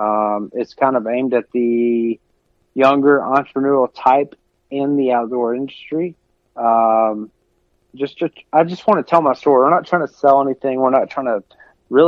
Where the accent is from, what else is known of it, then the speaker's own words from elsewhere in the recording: Middle Tennessee, United States; growing up in Middle Tennessee